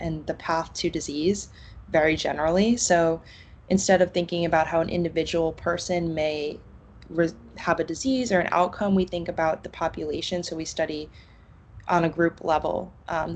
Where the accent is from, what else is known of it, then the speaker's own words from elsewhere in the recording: New York, United States; moved away as an adult; also born or lived in Connecticut; now in Boston, United States; I grew up in New York, right next to a power plant